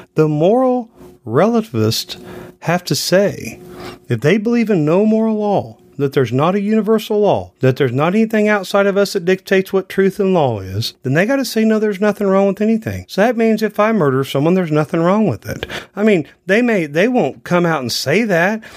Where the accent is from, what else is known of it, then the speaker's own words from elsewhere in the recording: United States; we as an American people